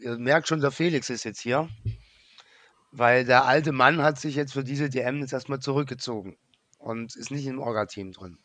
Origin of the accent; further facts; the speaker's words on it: Germany; als Deutscher